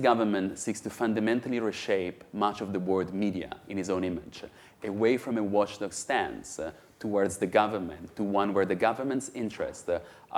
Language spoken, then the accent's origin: English; Italy; I'm from Italy